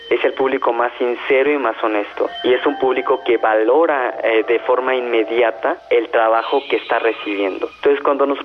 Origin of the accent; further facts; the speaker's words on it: Mexico; eso es algo invaluable para mí, por ejemplo, como mexicano